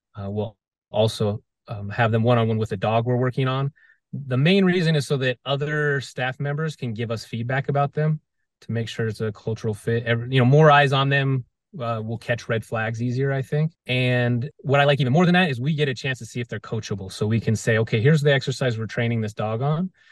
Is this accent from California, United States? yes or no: no; Las Vegas, Nevada, United States; I grew up